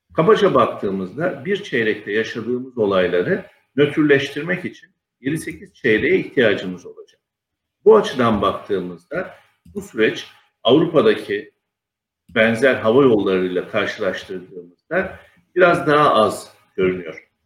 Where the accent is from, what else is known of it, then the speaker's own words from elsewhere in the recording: Mersin, Turkey; moved away as an adult; now in Istanbul, Turkey; 1966 yılı Mersin'de doğumluyum. Liseyi Mersin'de okudum. Daha sonra İstanbul'a üniversite için geldim.